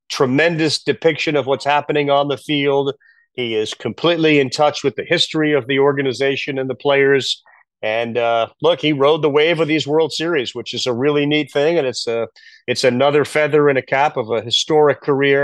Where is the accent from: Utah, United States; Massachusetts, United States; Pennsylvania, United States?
Massachusetts, United States; Boston; Growing up in Boston